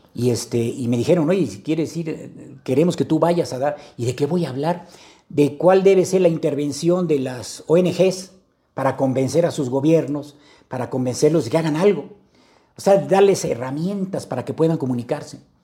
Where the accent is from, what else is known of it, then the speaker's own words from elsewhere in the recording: Veracruz, Mexico; vengo de Veracruz